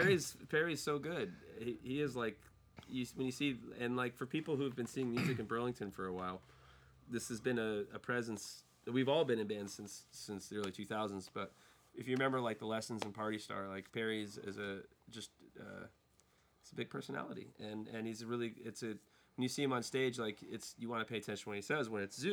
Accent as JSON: {"language": "English", "country": "Ireland", "said": "As an Irish person, it's incredibly insulting."}